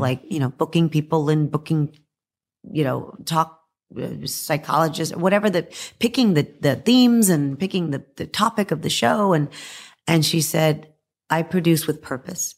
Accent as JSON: {"language": "English", "region": "Texas", "country": "United States", "said": "I'm from Texas, so Texas is a football"}